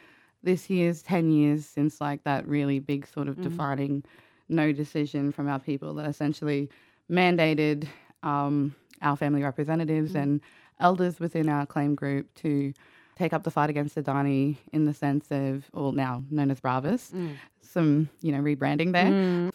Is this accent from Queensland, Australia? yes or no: yes; Queensland, Australia; If you do know me, you know that I'm a Wurundi person from a part of the broader Birrugaba Nation